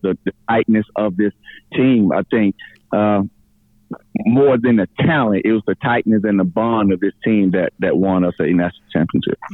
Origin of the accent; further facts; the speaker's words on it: rural middle Georgia, United States; being from rural middle Georgia, if I'm not from Gwinnett